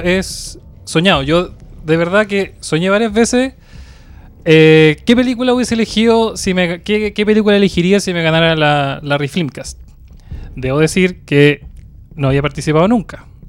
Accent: Valparaíso, Chile; soy de Valparaíso

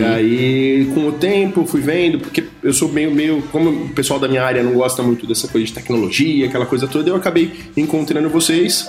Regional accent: São Paulo, Brazil; sou de São Paulo capital

